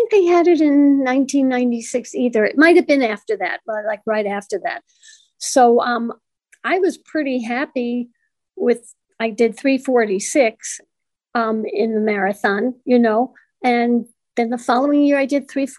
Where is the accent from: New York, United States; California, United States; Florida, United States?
New York, United States; New York City; now in Cleveland, United States; And I am from New York originally. I'm from Brooklyn, New York.